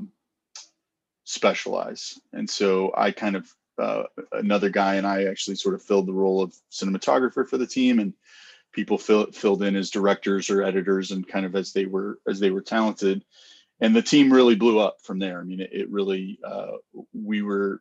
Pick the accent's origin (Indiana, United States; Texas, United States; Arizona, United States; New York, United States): Texas, United States; also born or lived in Colorado; now in Detroit, United States; I'm from Texas originally, Colorado, and then we moved to Detroit